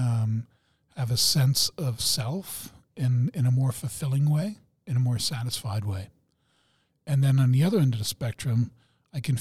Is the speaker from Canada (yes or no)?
no; Germany; I'm German